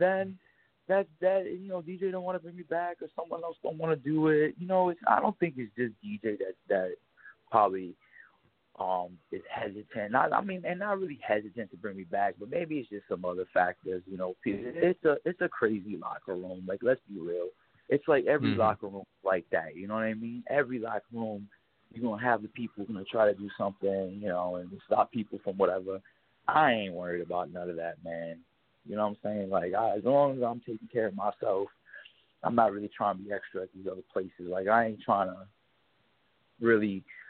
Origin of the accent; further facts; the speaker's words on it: New York, United States; We're from New York